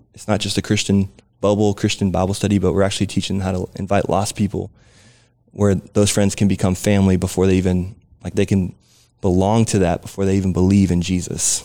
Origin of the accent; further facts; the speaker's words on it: Southern California, United States; now in San Antonio, United States; I grew up in Southern California